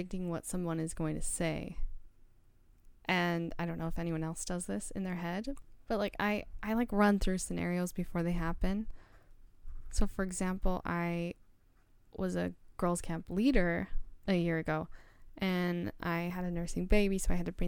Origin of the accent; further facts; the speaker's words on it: Ogden, Utah, United States; I'm from Ogden